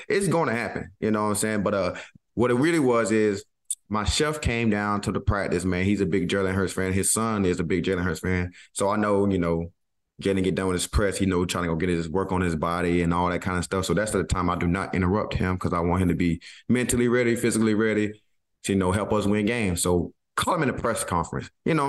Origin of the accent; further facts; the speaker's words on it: the South, United States; And of course, I'm from the South. If I need something, I'm going to ask, please.